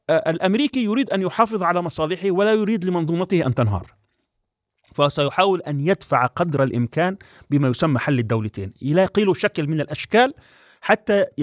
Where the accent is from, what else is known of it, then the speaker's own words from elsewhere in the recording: Palestine; يعني أنا كفلسطيني أو كشعب فلسطيني